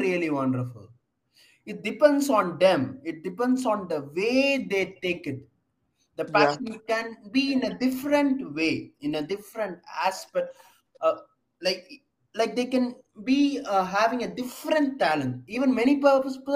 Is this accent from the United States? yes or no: no; South India, India; we are from South